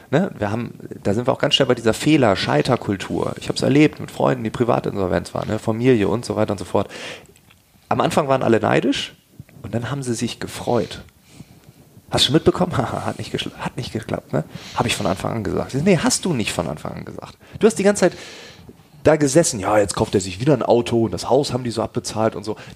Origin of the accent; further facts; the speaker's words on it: Lower Saxony, Germany; Ich komme aus Ostfriesland. Ähm, das muss ich nochmal dazu sagen, dass das ist noch ein bisschen dörflicher und so.